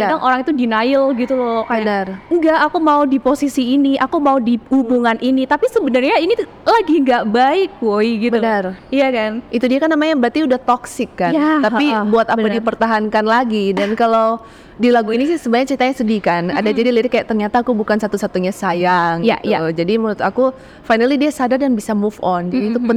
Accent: Makassar, South Sulawesi, Indonesia; also born or lived in Singapore; now in Jakarta, Indonesia; Terus habis itu aku balik ke Makassar karena aku emang asalnya dari Makassar.

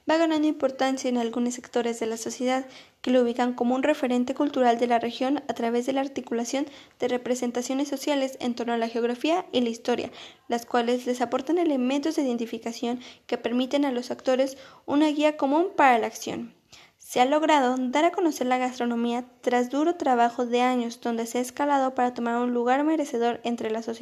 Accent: Mexico; que nos recuerden a nuestras raíces, que nos traigan recuerdos de nuestras vivencias como mexicanos

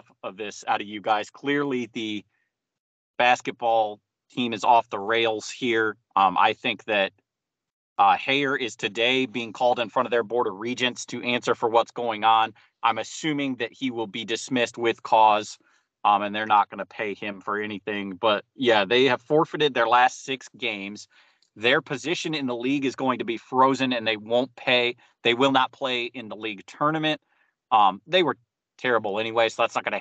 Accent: Ohio, United States; I'm from Ohio

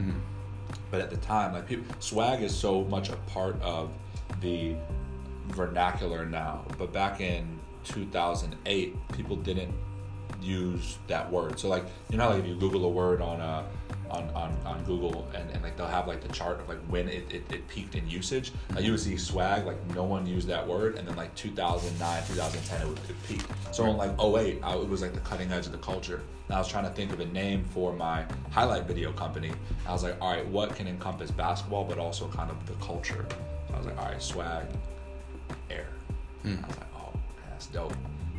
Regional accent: New York, United States; That was when I'm from New York.

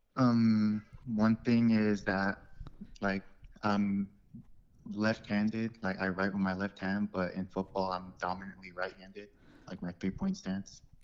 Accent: Bountiful, Utah, United States; I grew up here. This is, I've just always been here.

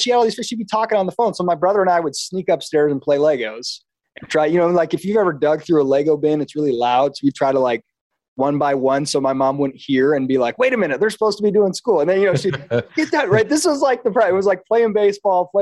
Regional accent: Kalamazoo, Michigan, United States; moved away as an adult; I was born and raised in Michigan, Kalamazoo, Michigan.

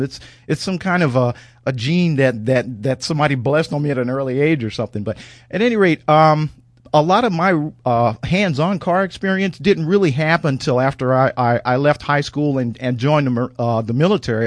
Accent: St. Louis, Missouri, United States; I grew up in Saint Louis, Missouri

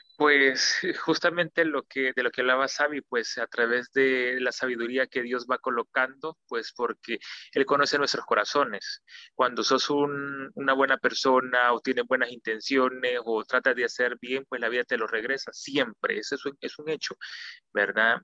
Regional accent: El Salvador; somos salvadoreños

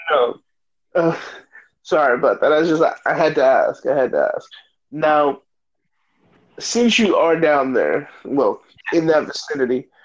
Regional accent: Mexico; I'm actually from Mexico.

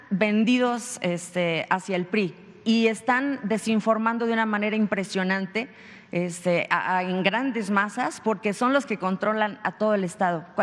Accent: Coahuila, Mexico; moved away; Soy del estado de Coahuila Trabajé en medios de comunicación allá

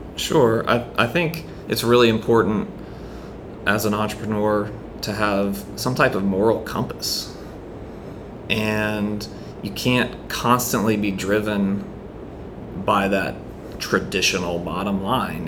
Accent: St. Simons Island, Georgia, United States; now in Charleston, United States; I'm originally from St. Simons Island, Georgia

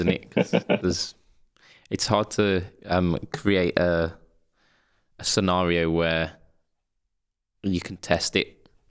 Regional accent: Midlands, United Kingdom; Yes, I'm a man from the Midlands.

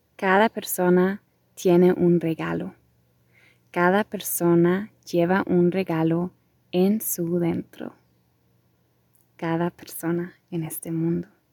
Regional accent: Germany; also born or lived in Costa Rica; soy de Alemania, mi familia es de Polonia, ahora también me encuentro en Alemania

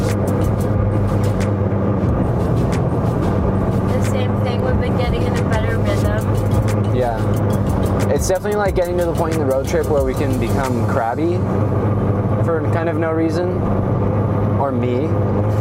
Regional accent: United States; as an American

